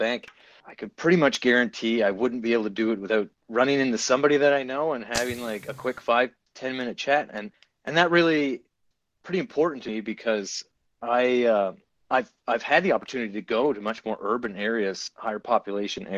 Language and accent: English; Gander, Newfoundland and Labrador, Canada; moved away as an adult; now in Antigonish, Canada; I came here from Gander, Newfoundland, another small town, my hometown where I was born and raised, to go to university